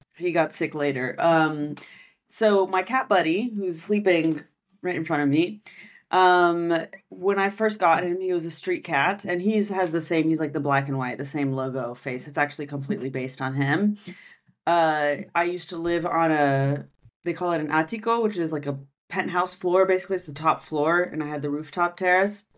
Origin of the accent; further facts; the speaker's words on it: United States; first language French; now in Barcelona, Spain; I'm from America